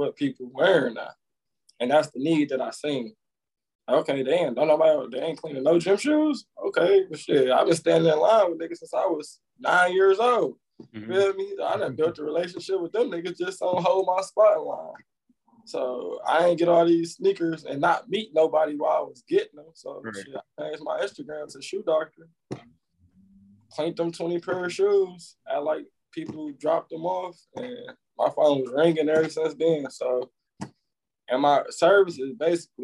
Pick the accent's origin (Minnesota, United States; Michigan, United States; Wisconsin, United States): Michigan, United States; Highland Park; born and raised Highland Park, Michigan